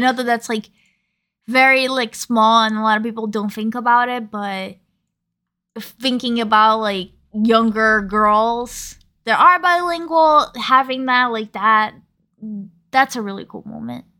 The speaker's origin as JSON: {"language": "English", "region": "New York", "country": "United States", "said": "a New Yorker"}